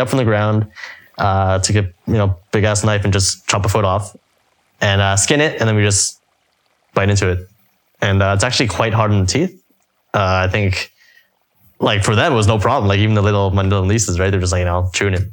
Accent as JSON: {"language": "English", "country": "Canada", "moved": "yes", "lives_now": "Hong Kong", "said": "I'm Canadian"}